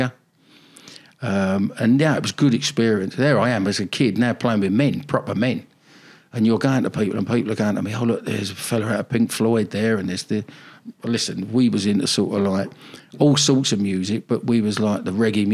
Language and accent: English; London, United Kingdom; moved away as an adult; also born or lived in Exeter; I'm an English boy, born, bred, South London lad.